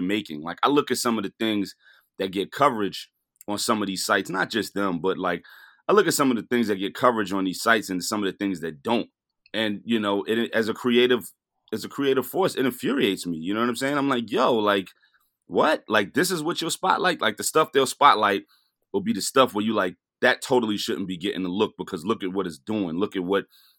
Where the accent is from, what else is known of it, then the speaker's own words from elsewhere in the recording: New York City, New York, United States; I grew up a block away from Biggie